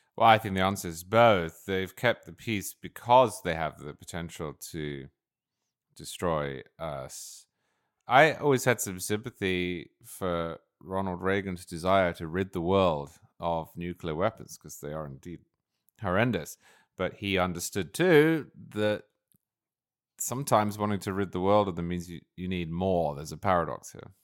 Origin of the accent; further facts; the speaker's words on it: United Kingdom; now in United States; I'm originally British